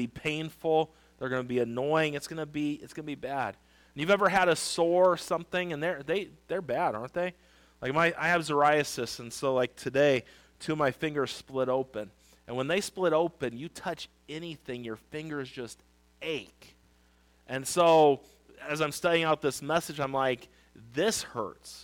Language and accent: English; Wildomar, California, United States; I grew up in Lake Elsinore. Well, Wildomar, right next to Lake Elsinore